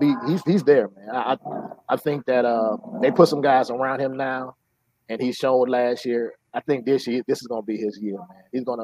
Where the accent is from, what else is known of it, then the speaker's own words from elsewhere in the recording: Gary, Indiana, United States; I'm from Gary, Indiana. And see, Gary, Indiana is kind of like Nashville and Memphis. We had this little thing, Indianapolis and Gary, and we're like the Memphis of Indiana.